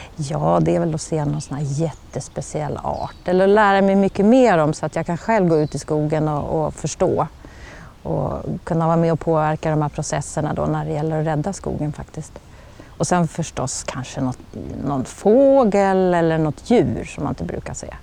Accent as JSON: {"language": "Swedish", "region": "Dalarna County", "country": "Sweden", "tie": "born or raised there", "said": "jag har ju alltid gått i skogen, även som barn uppe i Dalarna"}